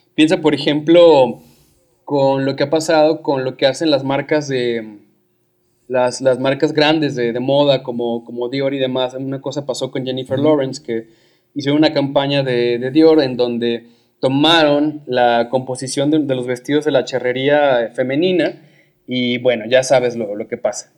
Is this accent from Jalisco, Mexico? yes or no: yes; Guadalajara, Jalisco, Mexico; yo soy de Guadalajara